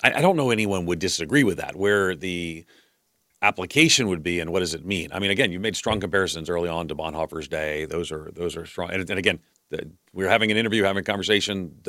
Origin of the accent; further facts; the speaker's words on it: Levittown, New York, United States; I grew up in Levittown, which there were no African Americans around.